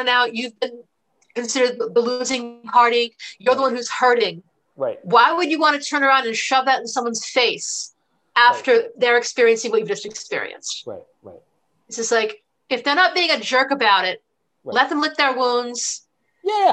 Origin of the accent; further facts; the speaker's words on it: Rhode Island, United States; I grew up in Rhode Island